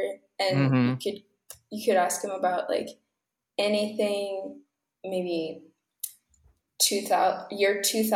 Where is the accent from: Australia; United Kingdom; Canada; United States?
Canada; Ottawa, Ontario; moved away as an adult; now in Toronto, Canada; I grew up in Ottawa, Ontario